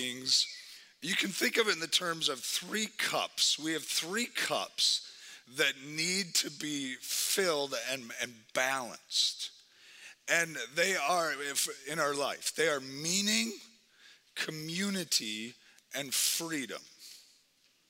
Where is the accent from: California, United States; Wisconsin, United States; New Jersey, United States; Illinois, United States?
Wisconsin, United States; now in Twin Cities, United States; I'm from Wisconsin, so just all those teams, all that stuff, I just live in Minnesota.